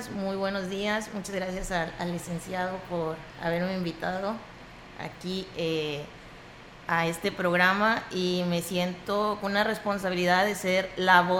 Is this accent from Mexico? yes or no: yes; San Luis Potosí, Mexico; now in Tamaulipas, Mexico; emigrar a otro estado para tener mejores oportunidades de estudio. Y en este caso me abrazó Tamaulipas, hoy me siento tamaulipeca, pero mis orígenes son San Luis Potosí.